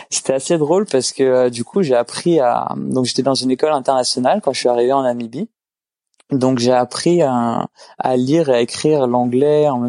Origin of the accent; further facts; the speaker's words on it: Île-de-France, France; now in Canada; Alors, euh, je suis d'origine française, la région parisienne, pour être précis.